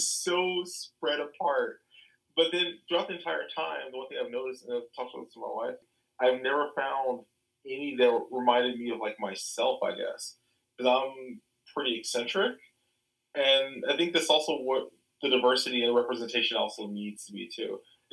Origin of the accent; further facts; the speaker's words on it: Chicago, Illinois, United States; I am from Chicago. I was born and raised on the South Side